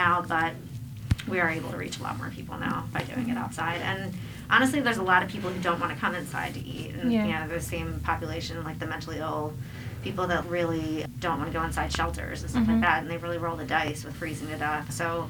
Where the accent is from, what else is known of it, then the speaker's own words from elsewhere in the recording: Voorhees, New Jersey, United States; also born or lived in Colorado; now in Philadelphia, United States; I am originally from Voorhees, New Jersey.